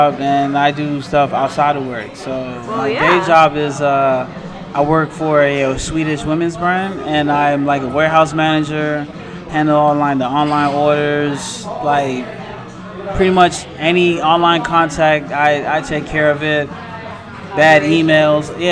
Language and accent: English; DC, Maryland, United States; moved away as an adult; also born or lived in Brooklyn, New York; now in New York, United States; From DC, Maryland, Delphi, ADP. Gotta throw that out there. 20740